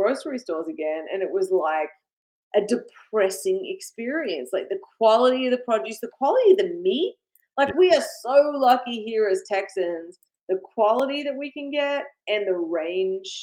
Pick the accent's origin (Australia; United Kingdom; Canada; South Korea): Australia; moved away as an adult; now in United States; I grew up in Australia